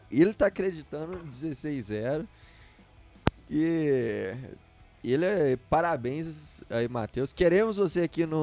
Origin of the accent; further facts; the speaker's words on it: Minas Gerais, Brazil; accent: mineiro; deixa meu, meu sotaque mineiro aqui, uai.